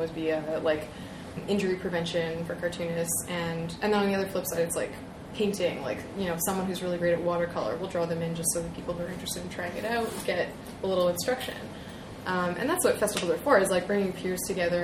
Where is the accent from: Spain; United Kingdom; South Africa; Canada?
Canada; Toronto, Ontario; my hometown